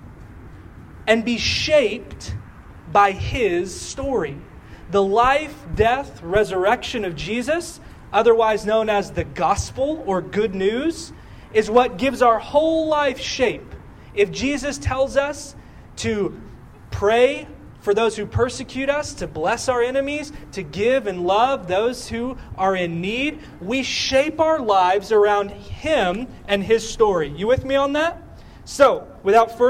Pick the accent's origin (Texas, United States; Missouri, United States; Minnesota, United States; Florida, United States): Texas, United States; We are from Texas